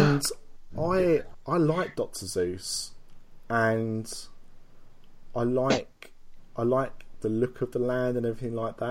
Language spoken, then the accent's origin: English; United Kingdom; we're British